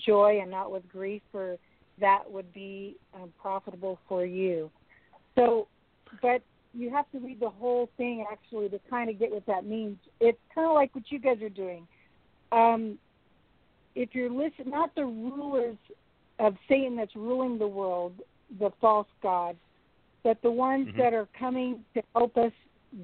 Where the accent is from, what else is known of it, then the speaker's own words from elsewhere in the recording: California, United States; now in Alaska, United States; I was born and raised in California.